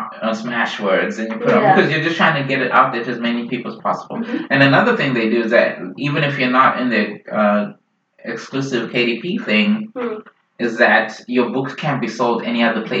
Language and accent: English; Zimbabwe; also born or lived in Idaho; now in Seattle, United States; Zimbabwean politics as well, which is my home country.